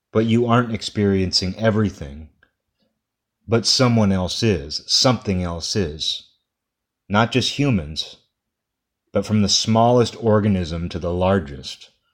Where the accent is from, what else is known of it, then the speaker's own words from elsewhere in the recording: United States; I'm speaking as an American here